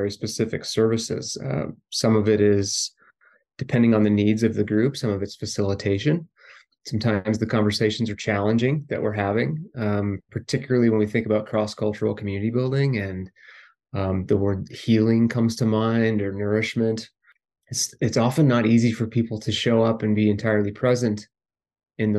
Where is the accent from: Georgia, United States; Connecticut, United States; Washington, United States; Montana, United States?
Montana, United States; Tom Miner Basin; I grew up in Montana in a small ranching community right on the edge of Yellowstone Park, a place called Tom Miner Basin